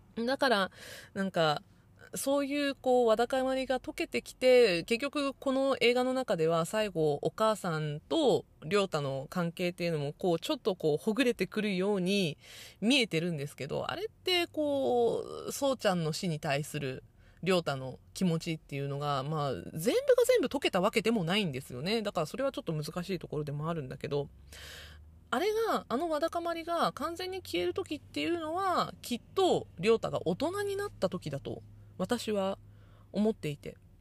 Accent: Nagasaki, Japan; born or raised there

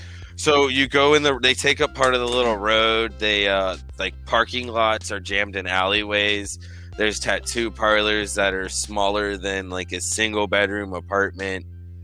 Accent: Tampa, Florida, United States; I grew up in Seminole Heights. I actually grew up facing that river.

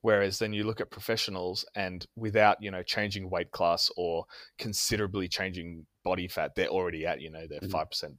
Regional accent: Canberra, Australian Capital Territory, Australia; I am from Canberra, which is the capital of uh, Australia just south of Sydney

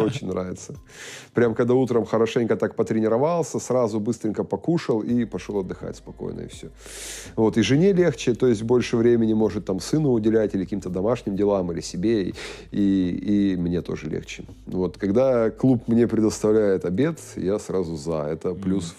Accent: Russia; moved away as an adult; also born or lived in Kazakhstan; у нас там в России

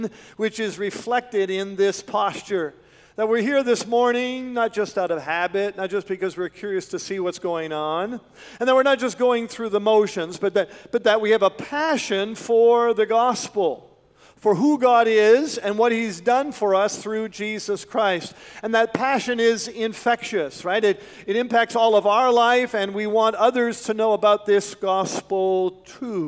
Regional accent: Canada; moved away as an adult; also born or lived in West Michigan; we're from Canada

